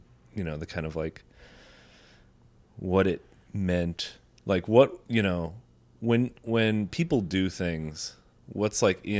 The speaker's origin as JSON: {"language": "English", "country": "United States", "tie": "born or raised there", "said": "growing up in America"}